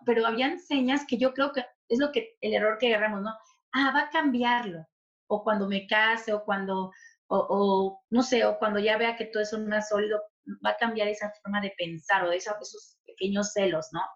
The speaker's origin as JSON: {"language": "Spanish", "region": "Tabasco", "country": "Mexico", "tie": "born or raised there", "also_born_or_lived": "Chilpancingo, Guerrero, Mexico", "moved": "as an adult", "lives_now": "Toronto, Canada", "said": "realmente nací en Guerrero, Chilpancingo, Guerrero, pero me crié en Tabasco"}